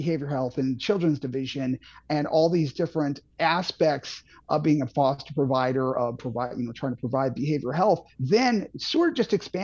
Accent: St. Charles, Missouri, United States; also born or lived in Boston / Franklin County, Missouri; now in Eureka, United States; I grew up in St. Charles, Missouri

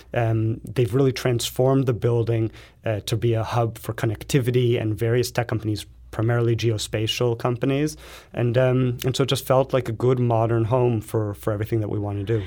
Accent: Los Angeles, California, United States; moved away; I come from Los Angeles

